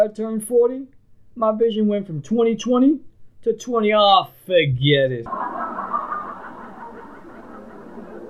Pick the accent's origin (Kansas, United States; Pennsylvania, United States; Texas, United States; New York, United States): New York, United States; New York City; growing up in Brooklyn